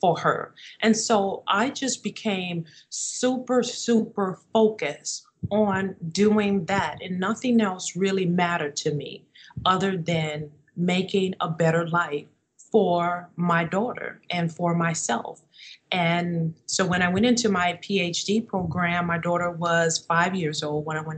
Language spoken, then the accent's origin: English; New Orleans, Louisiana, United States; moved away as an adult; also born or lived in Minnesota; we left my hometown of New Orleans and we moved to Minnesota so that I could pursue my master's degree